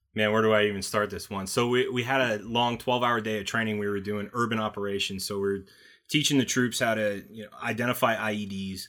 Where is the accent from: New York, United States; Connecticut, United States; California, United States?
Connecticut, United States; I'm from Connecticut